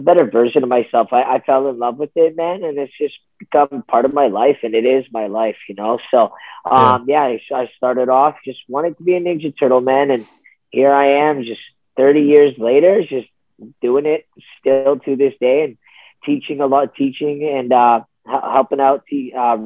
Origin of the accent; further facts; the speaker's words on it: Ottawa, Ontario, Canada; I'm from Ottawa, Ontario.